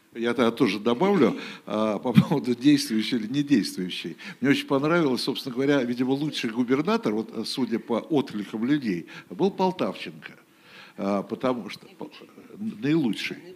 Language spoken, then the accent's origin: Russian; Moscow, Russia; now in Saint Petersburg, Russia; в моем родном городе